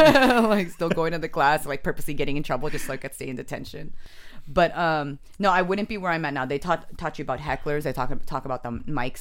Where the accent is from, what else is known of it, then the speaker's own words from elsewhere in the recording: San Jose, California, United States; also born or lived in Japan; Raised in San Jose, but I was born in Japan. But I'm not Japanese.